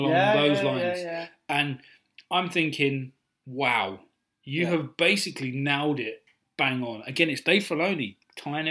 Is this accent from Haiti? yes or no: no; United Kingdom